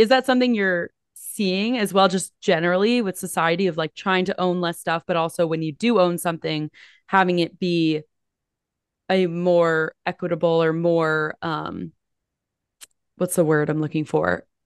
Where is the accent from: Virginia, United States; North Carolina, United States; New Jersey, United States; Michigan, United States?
New Jersey, United States; I grew up in New Jersey, very close to the beach.